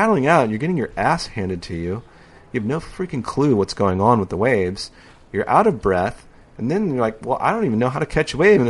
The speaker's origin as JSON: {"language": "English", "town": "San Diego", "region": "California", "country": "United States", "tie": "born or raised there", "said": "I grew up surfing in San Diego, and Skip was our hero."}